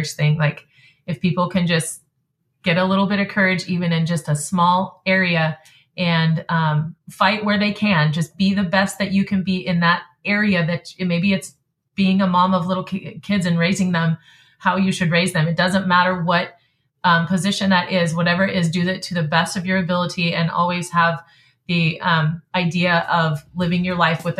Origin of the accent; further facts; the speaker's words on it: North Idaho, United States; I'm from North Idaho